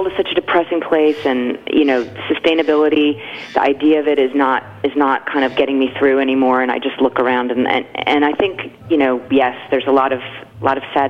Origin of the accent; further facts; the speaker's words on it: New Jersey, United States; moved away as an adult; I grew up in New Jersey